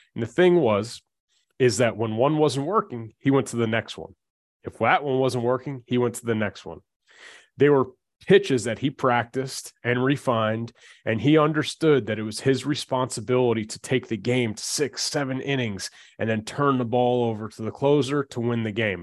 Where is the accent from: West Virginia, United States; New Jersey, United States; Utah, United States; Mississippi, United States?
New Jersey, United States; we're from Jersey